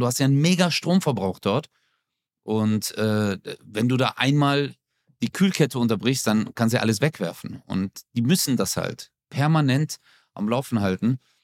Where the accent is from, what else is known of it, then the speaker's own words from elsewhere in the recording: Stuttgart, Baden-Württemberg, Germany; meine Mutter zieht aus Stuttgarthausen, aus unserer Wohnung aus, wo ich groß geworden bin